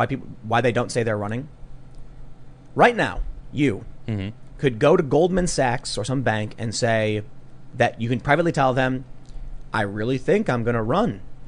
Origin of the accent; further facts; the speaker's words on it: Chicago, Illinois, United States; growing up in Chicago.